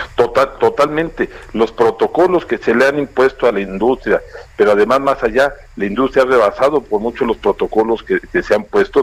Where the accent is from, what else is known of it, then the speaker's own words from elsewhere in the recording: Mexico; todos como mexicanos